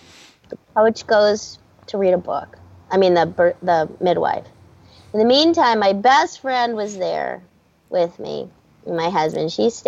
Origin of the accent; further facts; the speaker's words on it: Hermosa Beach, California, United States; born there; So I was born in Hermosa Beach.